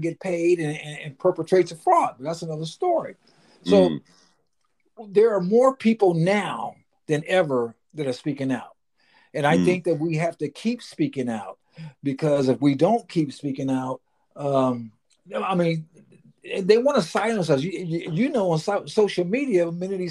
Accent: Pasadena, California, United States; growing up in Southern California, watching Jerry Dunphy

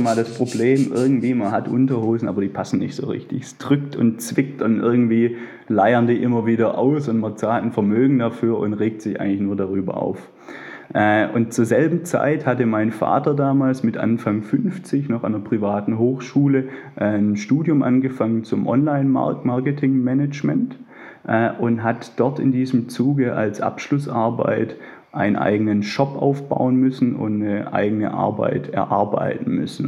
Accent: near Stuttgart, Baden-Württemberg, Germany; accent: Swabian; Ich selber würde mich als Schwabe bezeichnen. Ich bin umlängst äh, in der Nähe von Stuttgart aufgewachsen

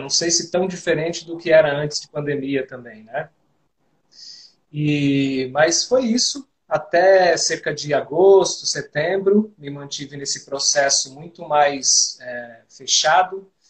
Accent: Diadema, São Paulo, Brazil; born there; Nesse momento eu estou onde nasci, em Diadema, que é a região metropolitana de São Paulo.

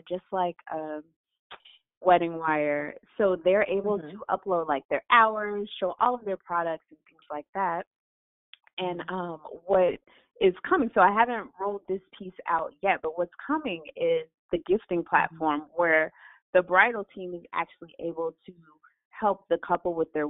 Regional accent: Chicago, Illinois, United States; I'm from Chicago

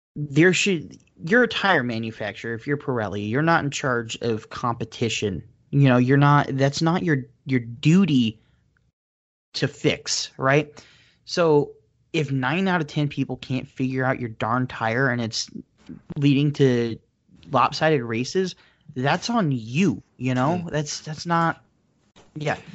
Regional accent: United States; I'm American.

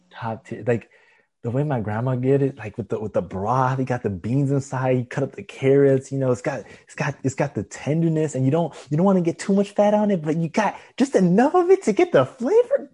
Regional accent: Florida, United States; I'm from Florida

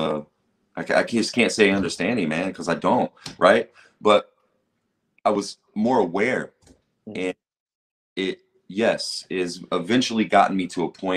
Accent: Xenia, Ohio, United States; also born or lived in Jamestown, Ohio / Dayton, Ohio; being a white kid in Jamestown, Ohio, which is where I moved to from Xenia, my parents got divorced and moved out to Jamestown. And being from Xenia

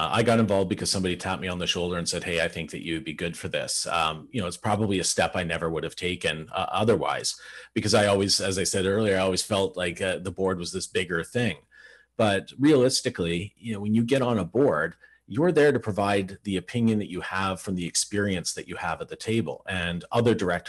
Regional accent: Burlington, Ontario, Canada; I grew up in Burlington, Ontario, which is where I still live.

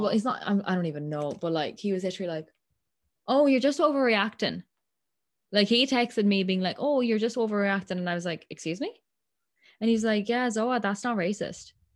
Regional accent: Ireland; accent: Irish; I'm from here. I'm Irish

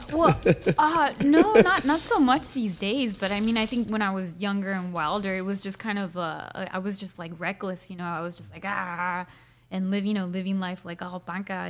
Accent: Chula Vista, California, United States; also born or lived in Tijuana; I grew up on Palomar Street, Section Eight, like between Second and no, yeah, Second and and First Avenue

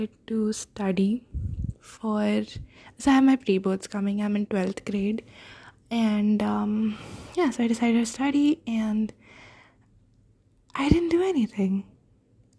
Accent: India; I'm an Indian girl, and I want to stay in India for my undergraduate course

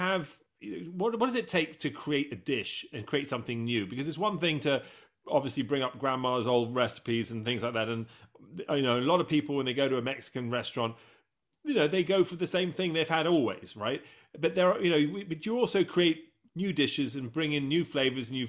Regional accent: England, United Kingdom; I'm English

